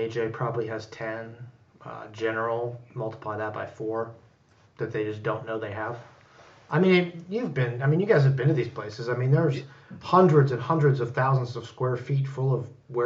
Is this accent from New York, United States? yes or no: no; Youngstown, Ohio, United States; also born or lived in Champion, Ohio; I'm from Youngstown